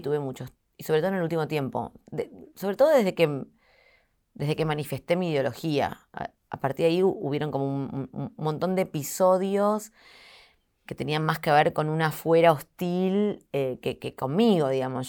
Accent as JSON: {"language": "Spanish", "country": "Argentina", "said": "soy muy argentina en eso"}